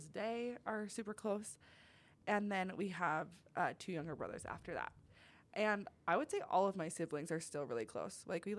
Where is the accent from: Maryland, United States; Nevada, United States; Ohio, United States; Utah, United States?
Utah, United States; also born or lived in California; I was born in California, and then I grew up in Utah.